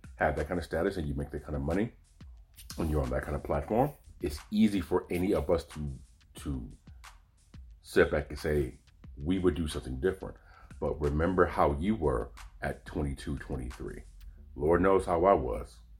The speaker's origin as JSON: {"language": "English", "town": "Oakland", "region": "California", "country": "United States", "tie": "born or raised there", "said": "I'm from Oakland, California"}